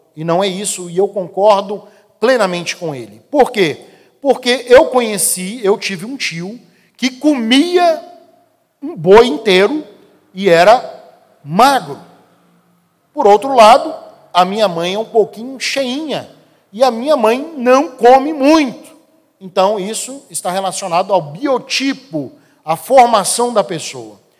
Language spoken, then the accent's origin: Portuguese; Brasília, Federal District, Brazil; eu cresci aqui no Guará